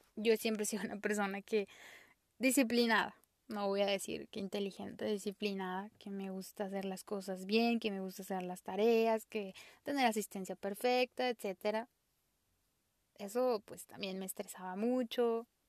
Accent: Mexico; soy mexicana

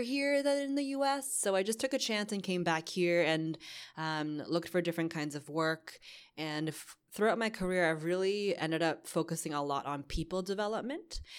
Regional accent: Boston, Massachusetts, United States; moved away as an adult; also born or lived in New York; now in Hong Kong; I was born in Boston

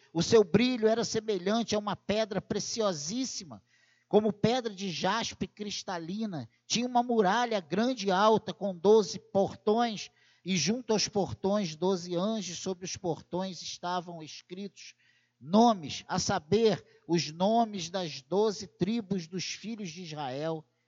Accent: Brazil; se somos brasileiros

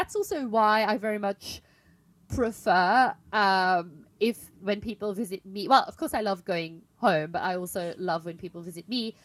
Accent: Belgium; moved away; I'm in my hometown now this week

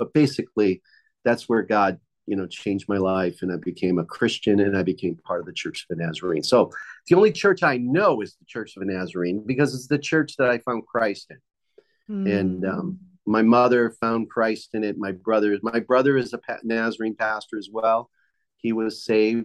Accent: Boston, Massachusetts, United States; also born or lived in Cape Cod, Massachusetts; I grew up in Boston, Massachusetts

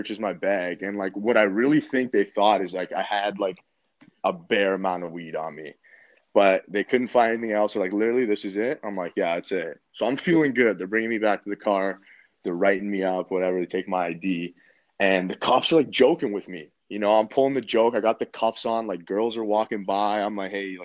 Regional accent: Canada; all my friends back home in Canada

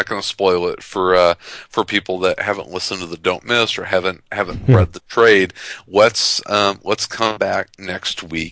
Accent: United States; I'm American

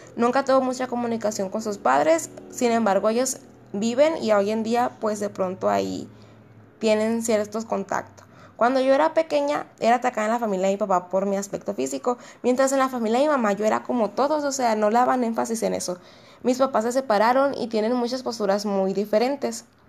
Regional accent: Mexico; nosotros porque somos esa sociedad mexicana

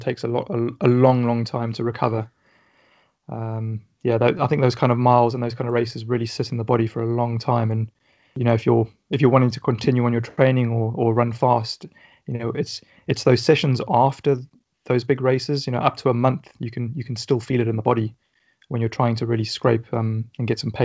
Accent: South Africa; now in Portsmouth, United Kingdom; I grew up in South Africa

